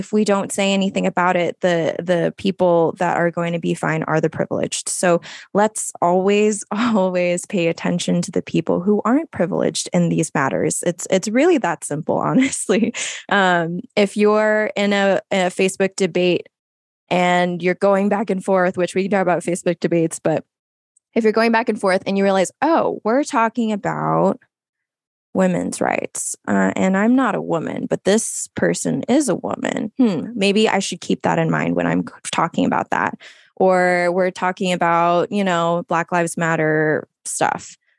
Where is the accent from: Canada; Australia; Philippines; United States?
Philippines; Like, I am a Filipino woman.